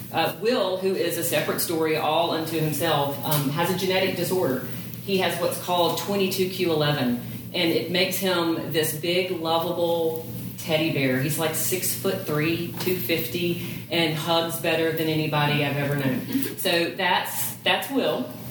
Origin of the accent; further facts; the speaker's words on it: Laurel, Mississippi, United States; I grew up in Laurel, Mississippi